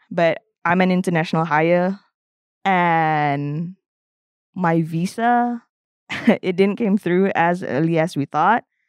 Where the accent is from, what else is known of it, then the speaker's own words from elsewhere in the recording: Malaysia; moved away; I'm actually from Malaysia.